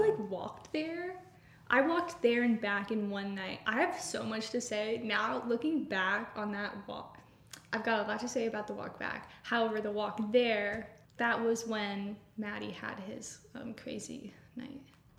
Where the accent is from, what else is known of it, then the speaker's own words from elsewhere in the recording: United States; they'll know we're American.